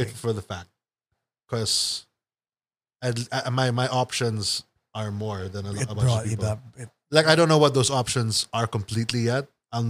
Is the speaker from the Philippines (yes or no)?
yes; Manila, Metro Manila, Philippines; born there; No, I was born in Manila.